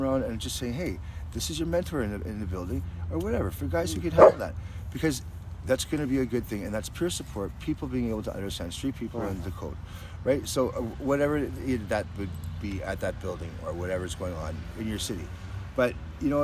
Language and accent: English; British Columbia, Canada; we all done that together as British Columbians.